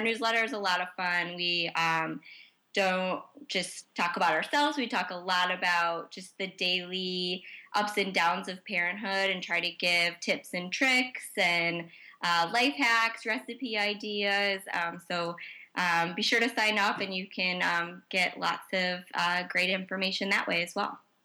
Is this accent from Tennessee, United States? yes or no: no; Chicago, Illinois, United States; as a Chicagoan